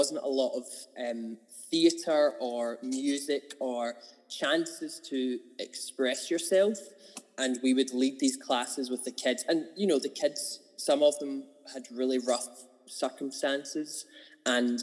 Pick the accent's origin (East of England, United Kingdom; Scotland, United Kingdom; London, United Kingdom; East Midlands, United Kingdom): Scotland, United Kingdom; Kilmarnock; also born or lived in Glasgow; I'm originally from Kilmarnock. I was born there. Grew up... basically, I moved house when I was like 9 or 10. So at 9-ish, I moved out into the countryside